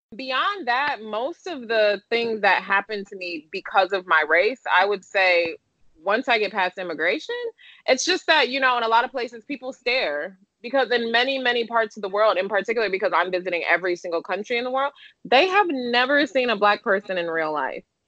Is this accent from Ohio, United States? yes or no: no; Detroit, Michigan, United States; moved away as an adult; also born or lived in Japan / London; I'm from Detroit, Michigan